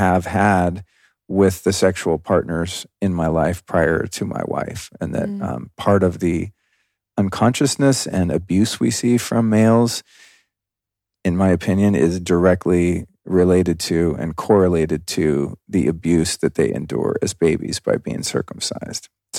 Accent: Denver, Colorado, United States; born there; At the time I was born in 1970 in Denver, Colorado, there was no option to not do that.

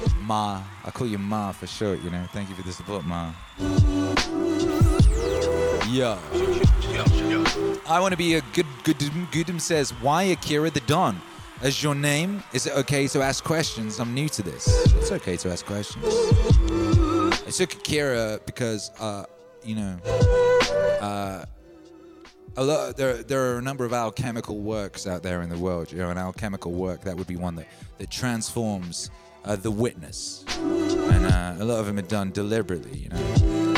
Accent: Wales, United Kingdom; I was brought up in Wales.

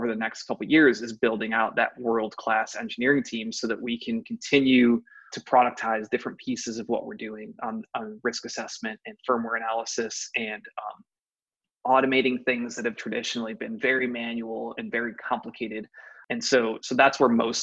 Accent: Ohio, United States; I'm actually born and raised in Ohio, went to Ohio State

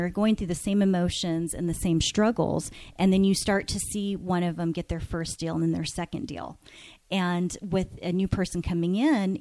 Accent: Phoenix, Arizona, United States; also born or lived in California; I was born in California, and we moved out here when I was, you know, maybe about 2 years old. And so I've lived in Phoenix. I grew up in Phoenix on the west side of town.

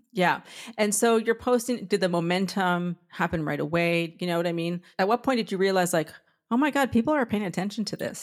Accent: Southern California, United States; moved away as an adult; now in New York, United States; I'm from Southern California myself, and I've been in New York for 24 years

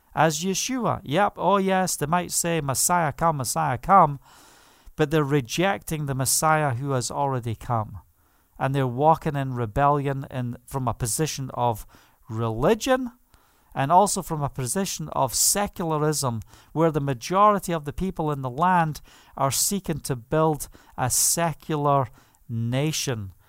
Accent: Scotland, United Kingdom; moved away; I am proud and blessed to be Scottish.

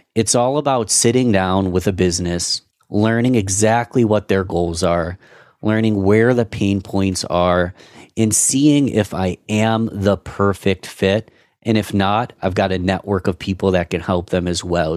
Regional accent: Rochester, United States; my hometown city

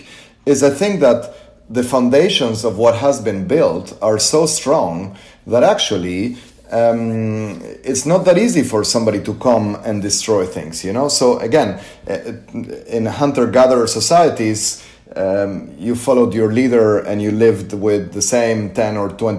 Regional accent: Argentina; I come from Argentina

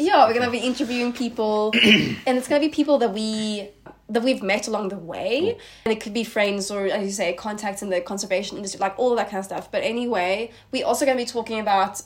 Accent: Sweden; moved away as an adult; now in South Africa; I am originally from Sweden and I moved to South Africa about four years ago now

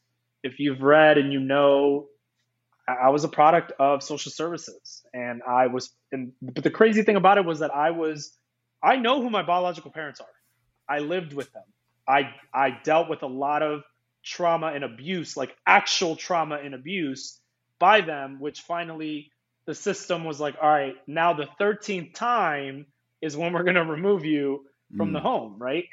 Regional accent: East Coast, United States; also born or lived in Iceland; I've lived in the East Coast. I grew up in the East Coast. And then I left, I lived in Europe. And Iceland became my home, man.

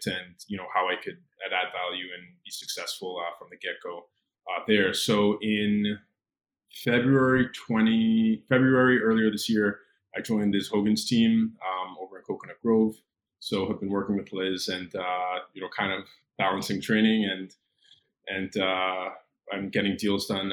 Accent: Cayman Islands; moved away as an adult; also born or lived in Gainesville, Florida / New York; now in Miami, United States; growing up on Grand Cayman, being surrounded by water, the beach was right there

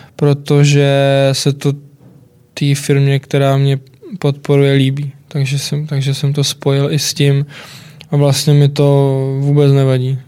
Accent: Czechia; u nás, u nás v Čechách

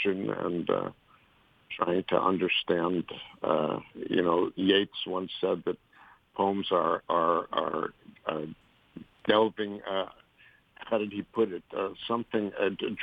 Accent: New York, United States; also born or lived in Morgantown / Hungary; now in Washington, D.C., United States; I grew up in an area of Manhattan called Washington Heights

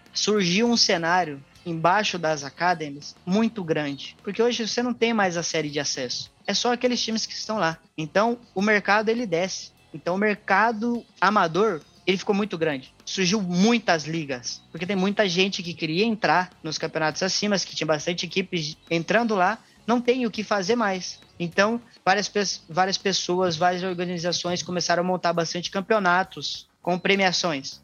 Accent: Cuiabá, Mato Grosso, Brazil; eu sou de Cuiabá

